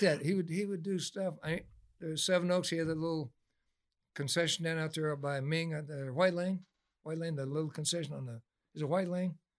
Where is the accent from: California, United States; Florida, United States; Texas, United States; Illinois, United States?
California, United States; Delano; also born or lived in Oildale, California / Bakersfield, California; I grew up in Delano